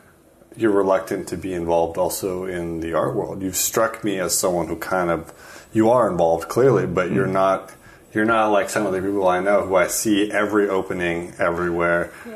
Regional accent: just north of San Francisco, California, United States; now in Denmark; as an American, I think that makes a lot of sense. I mean, I come from just north of San Francisco

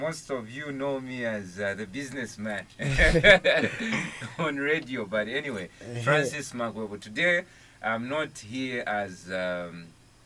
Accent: Kabwe, Central Province, Zambia; where I was raised in Kabwe

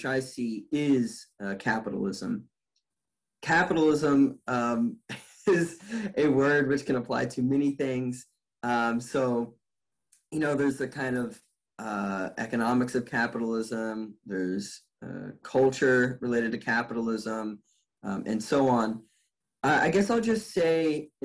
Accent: United States; growing up in the United States

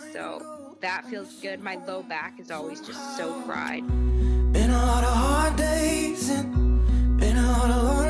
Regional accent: Canada; moved away as an adult; also born or lived in California; now in New York City, United States; I'm Canadian, and I was in Canada

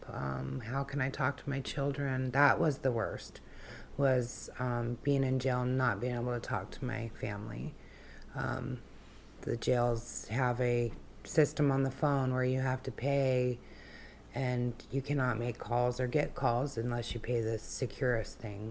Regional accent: Wasilla, Alaska, United States; also born or lived in Fairbanks, Alaska / Kenai, Alaska; I grew up in Wasilla. Um, that's where I went to school, uh, grade school and high school

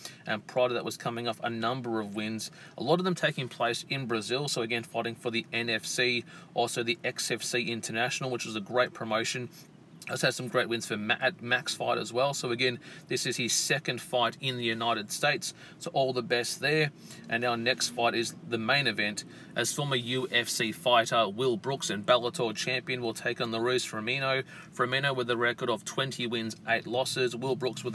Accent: Australia; here in my home country of Australia

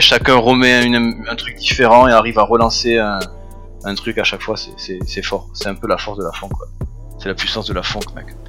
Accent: Toulouse, Occitania, France; je viens de Toulouse, je suis né en 87, donc du sud-ouest. J'ai grandi donc, dans l'est de Toulouse

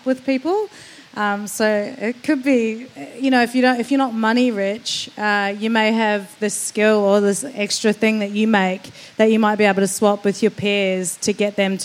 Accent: New Zealand; now in Melbourne, Australia; as a New Zealander

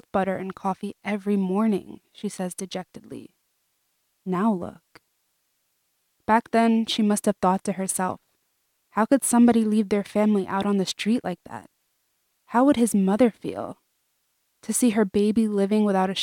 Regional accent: New York City, New York, United States; we're from Brooklyn

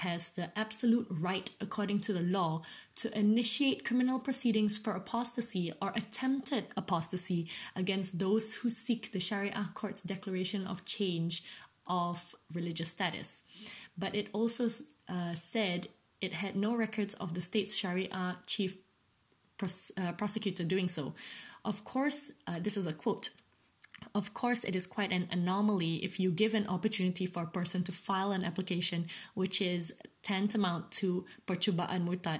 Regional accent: Malaysia; as a Malaysian, as a Malay Malaysian, I am a Muslim, even though technically I'm not.

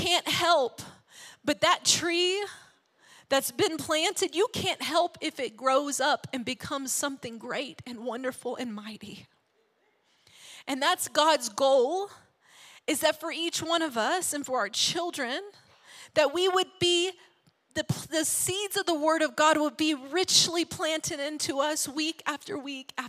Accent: Arkansas, United States; we grew up in Arkansas, small town, small church

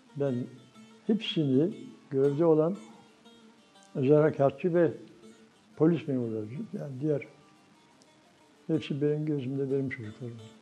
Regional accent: Düzce, Turkey; moved away as an adult; also born or lived in Germany / Ankara; 1944 Düzce doğumluyum. 68-74 arası Almanya'da kaldım, 5,5 yıl.

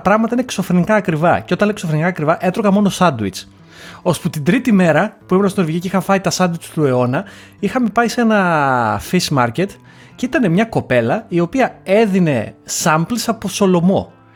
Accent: Lamia, Central Greece, Greece; Εγώ σαν άνθρωπος ο οποίος είμαι από τη Λαμία και όλα που είναι επαρχία, ε, μεγάλωσα και σπούδασα στην, ε, στην Ελλάδα

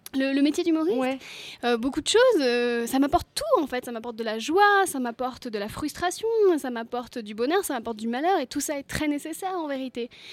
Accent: Brittany, France; je suis bretonne

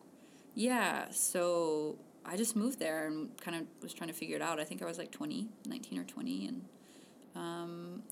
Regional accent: Cajun country, southern Louisiana, United States; now in Ithaca, United States; I grew up in Louisiana

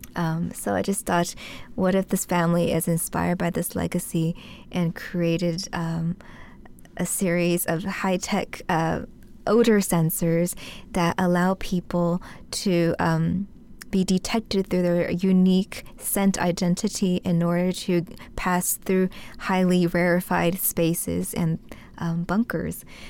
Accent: United States; growing up in the States

